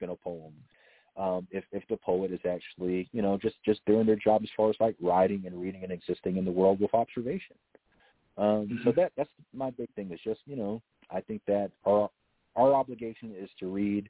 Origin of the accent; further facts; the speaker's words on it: the South, United States; a black man born and bred in the South